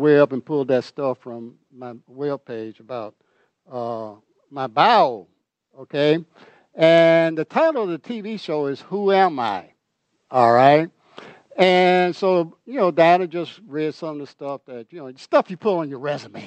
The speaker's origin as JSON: {"language": "English", "town": "Normal", "region": "Alabama", "country": "United States", "tie": "born or raised there", "moved": "yes", "said": "grew up in, actually not Huntsville, Normal, which is right outside of Huntsville."}